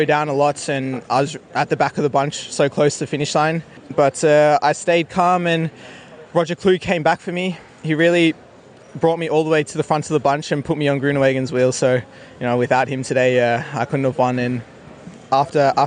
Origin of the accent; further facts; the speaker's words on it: Australia; moved away as an adult; growing up in Australia